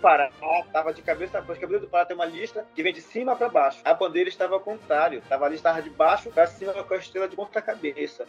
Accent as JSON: {"language": "Portuguese", "town": "Oriximiná", "region": "Pará", "country": "Brazil", "tie": "born or raised there", "also_born_or_lived": "Belém", "moved": "yes", "said": "que é a minha região, que eu sou nascido em Oriximiná, que fica no Oeste"}